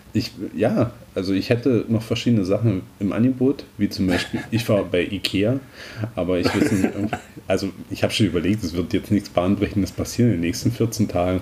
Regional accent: Southern Brandenburg, Germany; das bei uns in Südbrandenburg noch so ein sorbischer Brauch

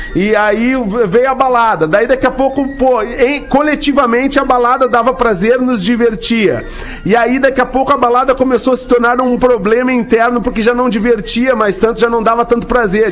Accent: Rio Grande do Sul, Brazil; moved away; also born or lived in Santa Catarina / Orlando; nunca serei um catarinense, nunca serei, porque eu nasci no Rio Grande do Sul, me criei no Rio Grande do Sul

